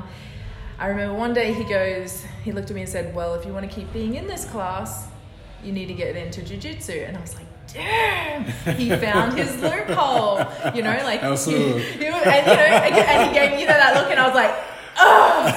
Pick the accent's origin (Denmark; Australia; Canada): Australia; moved away as an adult; now in United States; I'm over here from Australia. I'm half Australian, half Māori, which is native New Zealand